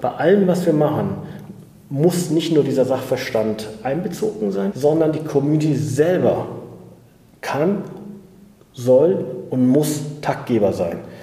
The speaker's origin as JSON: {"language": "German", "country": "Germany", "tie": "born or raised there", "said": "ich bin in Deutschland geboren als Sohn türkisch, äh, türkischer Gastarbeiter"}